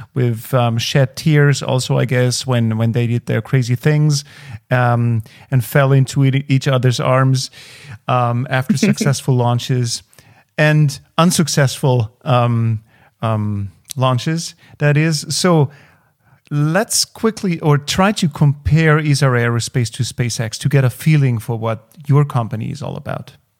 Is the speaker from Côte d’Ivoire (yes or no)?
no; Austria; as an Austrian